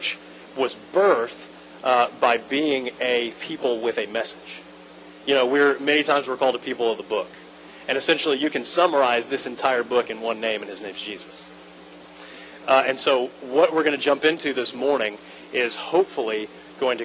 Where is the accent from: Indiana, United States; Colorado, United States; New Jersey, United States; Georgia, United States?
Georgia, United States; Atlanta; moved away as an adult; now in Lakeland, United States; I'm from Atlanta originally. We moved to Lakeland 7 years ago